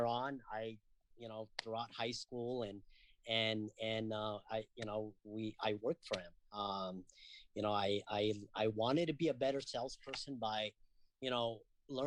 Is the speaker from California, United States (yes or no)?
yes; Castro Valley, California, United States; I grew up in Castro Valley